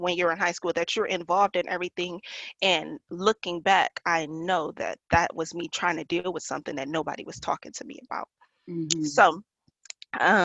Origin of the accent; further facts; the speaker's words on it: Detroit, Michigan, United States; moved away as an adult; also born or lived in Yuma, Arizona; now in Phoenix, United States; I'm from Detroit, Michigan. I moved from Detroit, Michigan in 2012